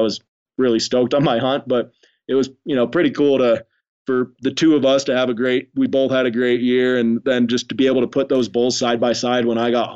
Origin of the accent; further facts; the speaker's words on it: Idaho, United States; now in Wyoming, United States; I grew up in Idaho